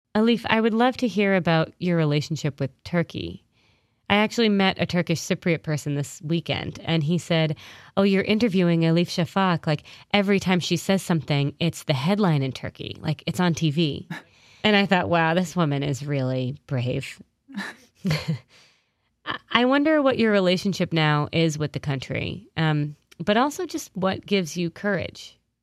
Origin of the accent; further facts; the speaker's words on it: New England, United States; also born or lived in London; now in New York, United States; I grew up in New England